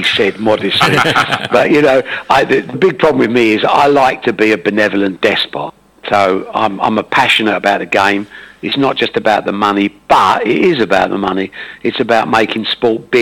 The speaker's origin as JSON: {"language": "English", "town": "Dagenham", "region": "East of England", "country": "United Kingdom", "tie": "born or raised there", "also_born_or_lived": "Buckhurst Hill / Ongar / Brentwood", "said": "I'm an Essex man. I was born in Dagenham when it was Essex"}